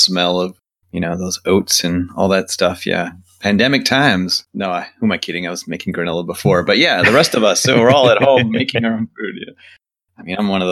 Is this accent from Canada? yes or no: yes; Canada; as a Canadian